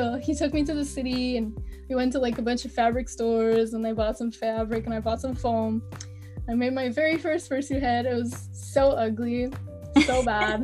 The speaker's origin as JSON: {"language": "English", "region": "Quebec", "country": "Canada", "first_language": "French", "second_language": "English", "said": "So I live in Quebec. Which is in Canada. I don't like to say I'm Canadian. I like to say I'm a Quebecer"}